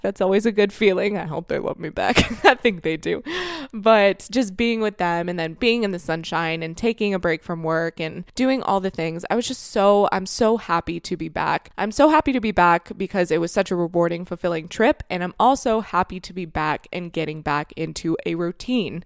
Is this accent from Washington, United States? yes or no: no; Florida, United States; moved away as an adult; now in Canada; I grew up and I was raised in Florida from the age of of two until I was twenty-five years old